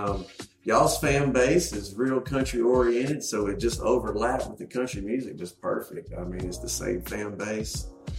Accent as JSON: {"language": "English", "region": "North Carolina", "country": "United States", "also_born_or_lived": "Charlotte", "said": "since Luke's from North Carolina, I'm from North Carolina, and both of us lived in Charlotte."}